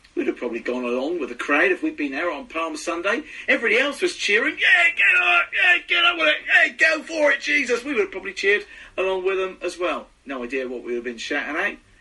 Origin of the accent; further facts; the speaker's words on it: United Kingdom; Being very British